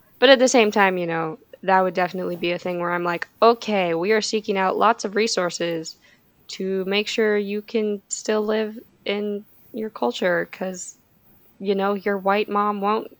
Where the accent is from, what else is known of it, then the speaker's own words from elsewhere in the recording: United States; we're American.